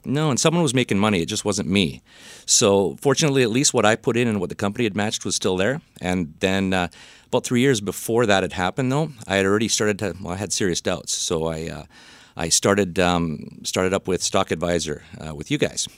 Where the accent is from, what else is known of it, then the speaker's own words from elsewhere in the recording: Vancouver, British Columbia, Canada; I'm, uh, Vancouver born and bred